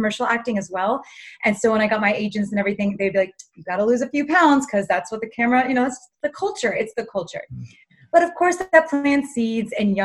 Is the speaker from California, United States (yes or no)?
yes; Los Angeles, California, United States; I grew up in Los Angeles, and like many Los Angelinos do, we are in the Hollywood world